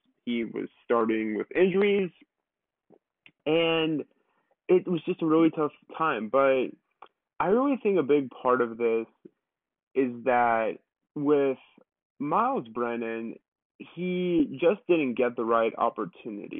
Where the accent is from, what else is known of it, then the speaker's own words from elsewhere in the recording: Alabama, United States; I grew up in Alabama, I went to Alabama